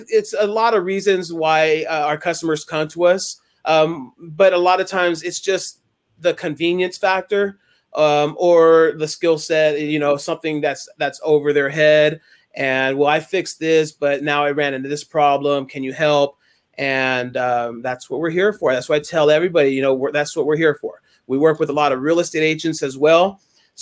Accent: Bay Area, California, United States; now in Brentwood area, United States; growing up in the Bay Area, it's so much different. When I moved out this way

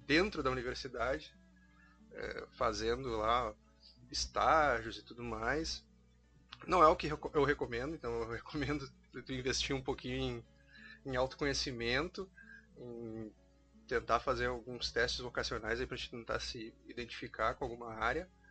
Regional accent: Uruguaiana, Rio Grande do Sul, Brazil; also born or lived in São Borja; eu sou de Uruguaiana, uh, nascido em São Borja, mas morei minha vida toda em Uruguaiana, me considero uruguaianense por isso

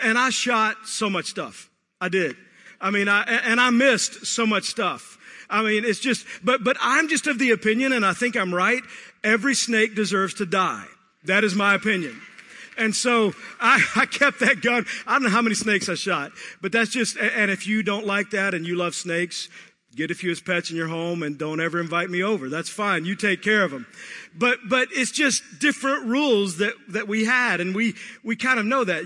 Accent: Texas, United States; I grew up in Texas

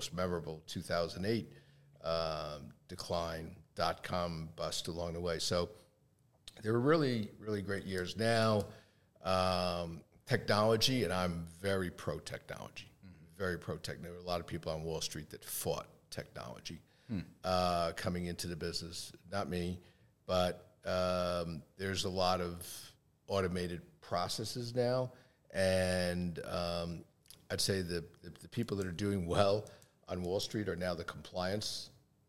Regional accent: Long Island, New York, United States; also born or lived in Queens, New York; I was born in Queens, raised on Long Island.

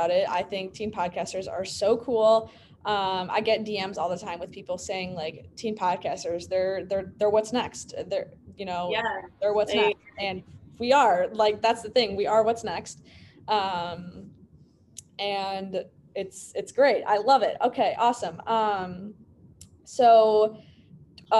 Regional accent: Illinois, United States; born or raised there

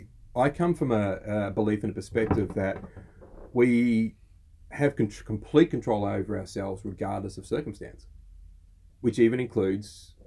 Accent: Australia

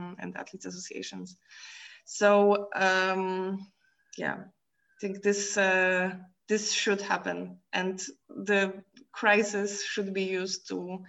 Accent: Poland; now in Brussels, Belgium; I'm from Poland.

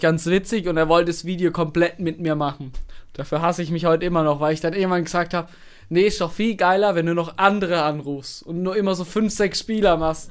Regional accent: Karlsruhe, Baden-Württemberg, Germany; woher ich komme. Habe ich gesagt, ja, nee, Karlsruhe

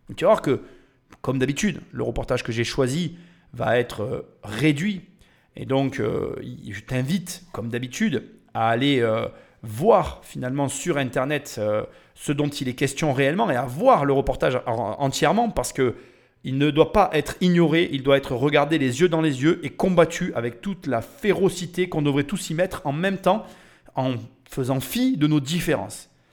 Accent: France; on est des Français

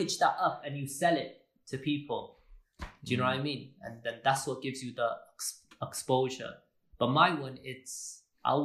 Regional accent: Wales, United Kingdom; I'm from Wales. I'm Welsh, yeah? I'm a Welsh designer.

